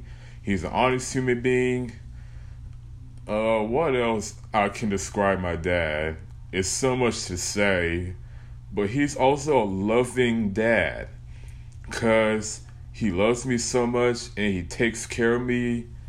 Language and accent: English; Stafford, Texas, United States; also born or lived in Houston, Texas / Sugar Land, Texas / Missouri City, Texas; I'm from Houston, Texas. Well, I was born in Houston, Texas, and I was raised in Stafford, Texas. But over the years, I lived in Stafford, Texas, Sugarland, Texas, Missouri City, Texas, all that places